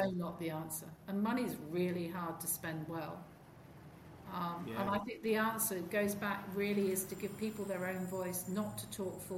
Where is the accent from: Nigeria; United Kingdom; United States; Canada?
United Kingdom; rural England; I grew up, I had the best family upbringing of anyone I know. We lived in rural England.